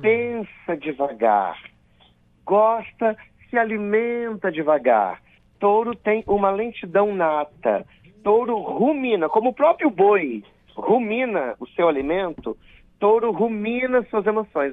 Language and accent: Portuguese; Colatina, Espírito Santo, Brazil; eu sou do interior do estado, eu sou de Colatina. Então, eu nasci às 12h57